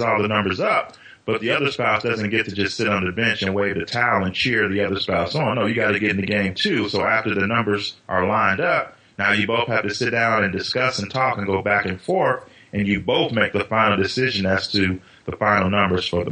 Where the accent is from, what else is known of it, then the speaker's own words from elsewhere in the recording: Chicago, Illinois, United States; growing up in Chicago in the mid-90s